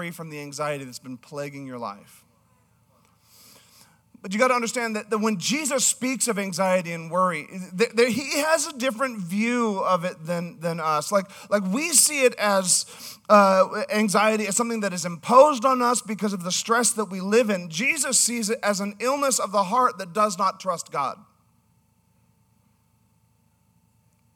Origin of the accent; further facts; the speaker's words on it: Canada; I'm from Canada, so Generation